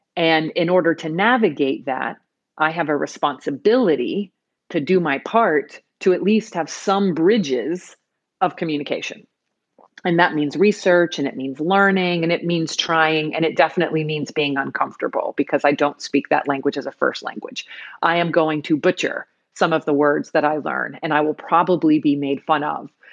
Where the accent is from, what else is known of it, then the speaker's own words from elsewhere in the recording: United States; first language English; I was born in the United States, and English is my first language